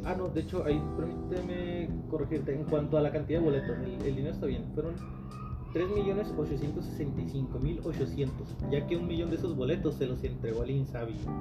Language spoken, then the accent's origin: Spanish; Mexico; como mexicano promedio, yo, al igual que mucha gente que conozco, vivimos en pinches departamentos, casitas de Infonavit